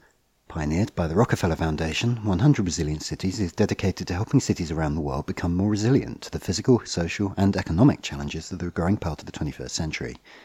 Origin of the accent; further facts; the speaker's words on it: London, United Kingdom; I'm from outer London. I'm from the Essex bit of outer London, which, as you say, was largely places that grew up as dormitory suburbs around tube and train lines into London.